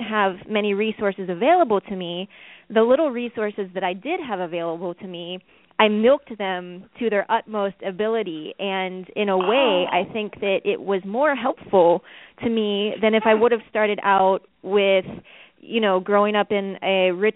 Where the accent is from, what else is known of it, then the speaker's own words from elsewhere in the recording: Pittsburgh, Pennsylvania, United States; now in Brooklyn, United States; I was born and raised in the Pittsburgh, Pennsylvania area.